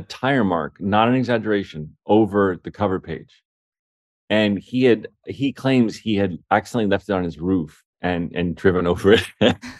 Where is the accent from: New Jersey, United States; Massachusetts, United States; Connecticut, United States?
New Jersey, United States; South Orange; my hometown, which is South Orange, New Jersey